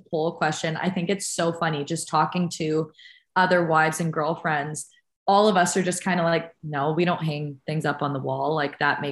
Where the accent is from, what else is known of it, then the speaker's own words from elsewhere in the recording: Canada; as a Canadian